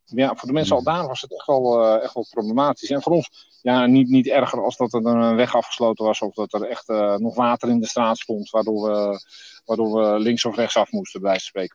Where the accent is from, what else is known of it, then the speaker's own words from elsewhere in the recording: Berkhout, North Holland, Netherlands; we komen uit Berghout.